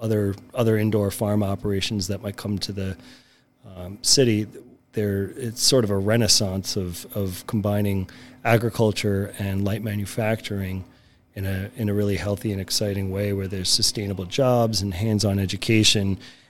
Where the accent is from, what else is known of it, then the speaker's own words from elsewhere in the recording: New York City, New York, United States; now in Milwaukee, United States; I'm born and raised in New York for about half that time. So about 20 years was New York City between Manhattan and Brooklyn.